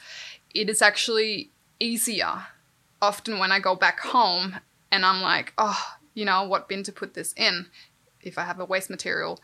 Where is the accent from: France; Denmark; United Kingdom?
Denmark; moved away; I grew up in Denmark